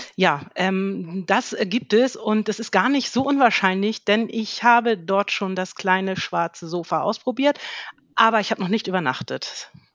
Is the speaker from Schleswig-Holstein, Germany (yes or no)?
yes; Schleswig-Holstein, Germany; Ich komme oben, ganz oben aus dem Norden, aus Schleswig-Holstein